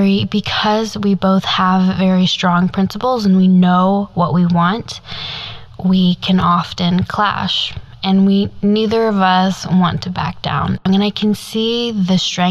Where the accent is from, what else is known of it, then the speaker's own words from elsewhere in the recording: Midwest, United States; growing up in the Midwest of the United States